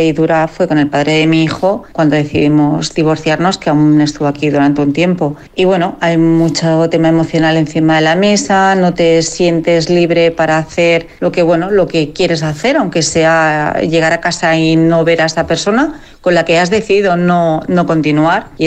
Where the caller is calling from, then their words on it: Madrid, Community of Madrid, Spain; Hola, soy … de Madrid.